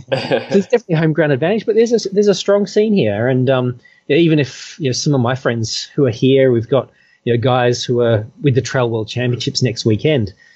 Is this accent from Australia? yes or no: yes; Perth, Western Australia, Australia; moved away as an adult; now in Hong Kong; I came from Perth